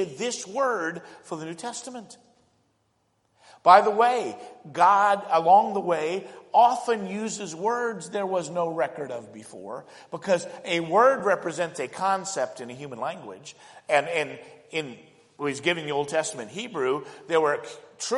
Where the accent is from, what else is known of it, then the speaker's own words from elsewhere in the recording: Indianapolis, Indiana, United States; they moved, ended up living in inner city Indianapolis